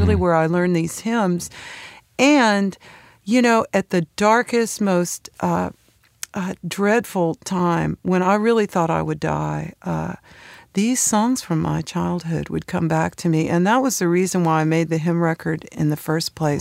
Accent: San Francisco Bay Area, California, United States; moved away as an adult; also born or lived in Knoxville, Tennessee; now in Nashville, United States; So I did all my schooling out in California.

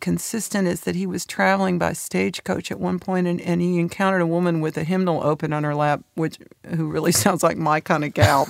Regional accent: San Francisco Bay Area, California, United States; also born or lived in Knoxville, Tennessee; now in Nashville, United States; I'm from Knoxville, Tennessee. And my parents divorced early on. So I had the most bizarre upbringing in that my mother moved to the San Francisco Bay Area

